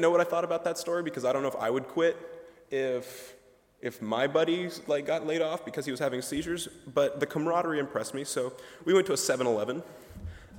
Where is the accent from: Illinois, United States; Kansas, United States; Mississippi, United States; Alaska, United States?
Kansas, United States; Peabody; I'm from Peabody, Kansas